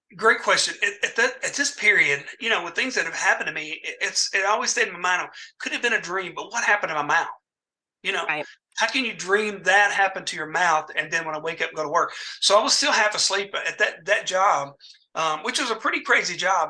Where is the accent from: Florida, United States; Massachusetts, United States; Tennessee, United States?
Tennessee, United States; Dyersburg; also born or lived in Mansfield, Tennessee; my hometown of Dyersburg, Tennessee